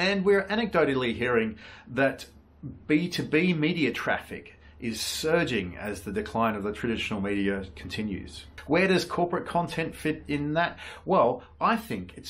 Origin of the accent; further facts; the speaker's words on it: Tasmania, Australia; now in Singapore; my home state of Tasmania